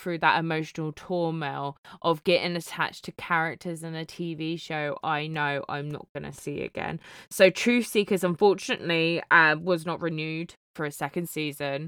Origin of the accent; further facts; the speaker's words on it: United Kingdom; as a British person